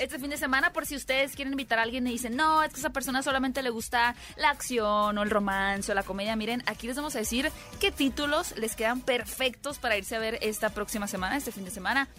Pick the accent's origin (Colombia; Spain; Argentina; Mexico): Mexico; yo soy la mexicana.